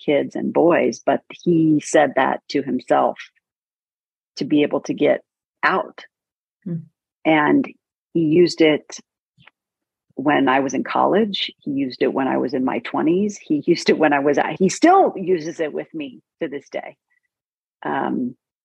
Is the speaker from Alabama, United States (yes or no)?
no; Northern California, United States; I grew up in Northern California.